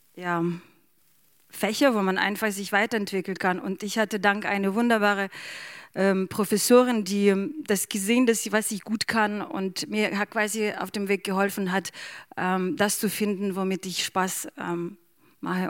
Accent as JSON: {"language": "German", "country": "Ukraine", "second_language": "German", "moved": "yes", "lives_now": "Bremen, Germany", "said": "ich bin selber Bremerin und ich bin auch Ukrainerin."}